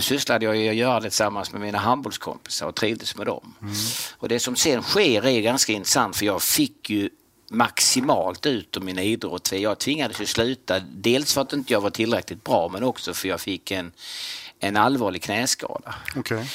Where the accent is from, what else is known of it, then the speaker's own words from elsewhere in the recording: Kristianstad, Skåne, Sweden; jag är från Kristianstad, född och mm. uppvuxen i Kristianstad